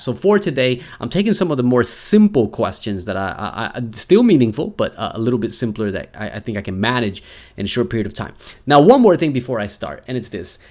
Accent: United States

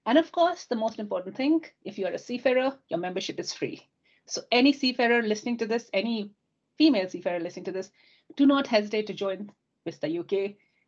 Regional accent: India; now in United Kingdom; Growing up in India, my father's a seafarer, my brother would join the sea, my cousins

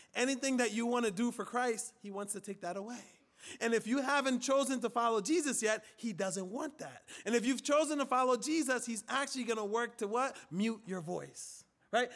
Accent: Liberia; moved away; In Africa, where I'm from, in West Africa, primarily Liberia, right, my country

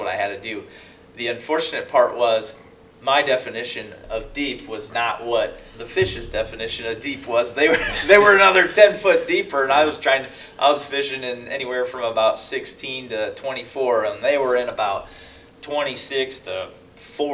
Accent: South Dakota, United States; I'm from South Dakota

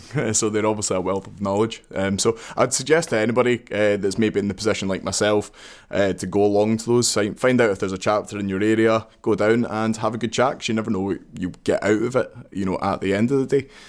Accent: Glasgow, Scotland, United Kingdom; I'm from Glasgow, obviously

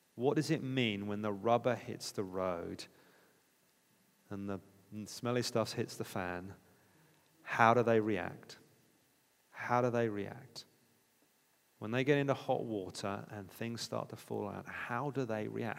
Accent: United Kingdom; We're British

